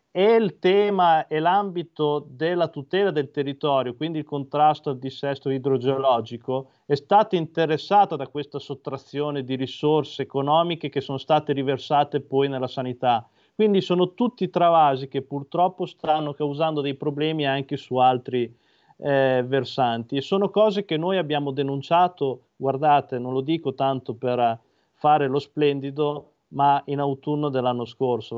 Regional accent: Imola, Emilia-Romagna, Italy; Io, come hai giustamente ricordato, provengo da Imola

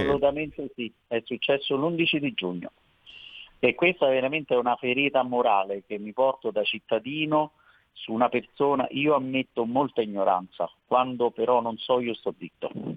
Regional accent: Veroli, Lazio, Italy; io sono di Veroli, voglio far notare che Veroli è nella provincia di Frosinone

